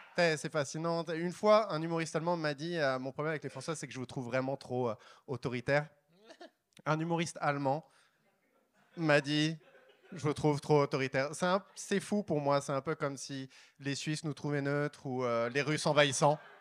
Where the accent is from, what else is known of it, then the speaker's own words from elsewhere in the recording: France; moved away as an adult; also born or lived in Paris; now in Montreal, Canada; je suis français, pour de vrai. français. J'habite à Montréal, avant j'habitais à Paris